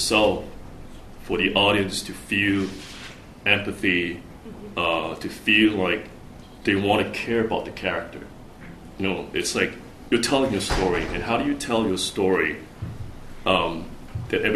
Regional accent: Singapore; moved away as an adult; also born or lived in United States; growing up in Asia, you know, and especially in Singapore, I left Singapore when I was 20

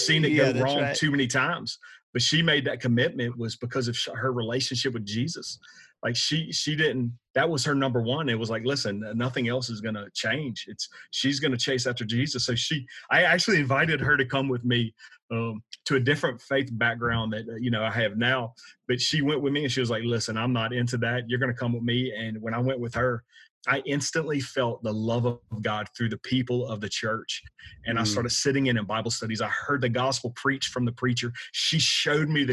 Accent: South Louisiana, United States; Born and raised in South Louisiana

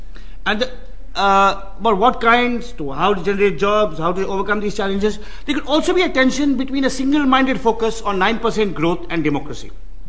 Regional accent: Bangalore, Karnataka, India; When the great film star Rajkumar died in my hometown of Bangalore, the northern and western parts of the city, which are depressed, saw young men out in the streets.

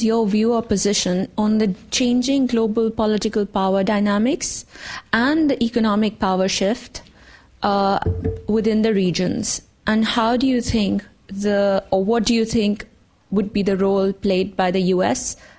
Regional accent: Pakistan; moved away; I'm from Pakistan.

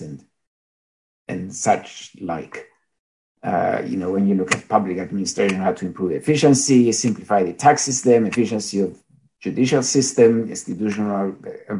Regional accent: Cyprus; also born or lived in Greece; now in England, United Kingdom; I am Greek and I feel Greek, but I was born in Cyprus and live in England most of the time

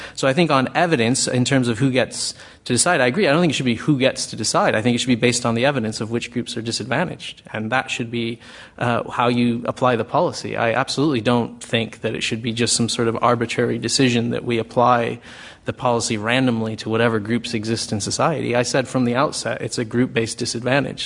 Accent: United States; accent: American; moved away as an adult; now in United Kingdom; I haven't lost my American accent despite living here 20 years

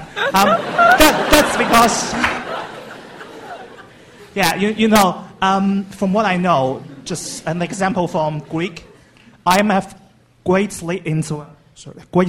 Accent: China; moved away as an adult; now in United Kingdom; I'm from China. I'm now doing Master of Law degree in LSE.

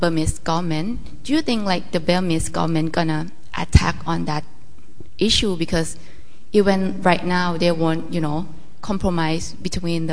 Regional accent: Thailand; I'm from Thailand

